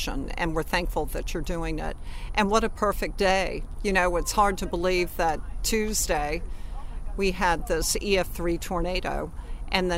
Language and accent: English; New Orleans, Louisiana, United States; I grew up here